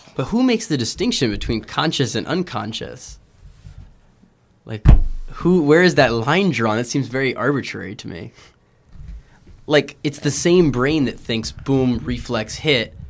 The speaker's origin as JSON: {"language": "English", "town": "Houston", "region": "Texas", "country": "United States", "moved": "yes", "said": "I'm from Houston"}